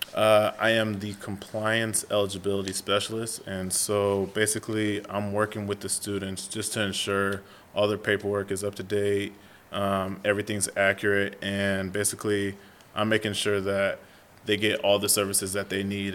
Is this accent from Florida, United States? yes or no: no; San Diego, California, United States; also born or lived in Idaho / Nebraska; I'm from San Diego. Okay. Um, born and raised. Uh, grew up in the North County area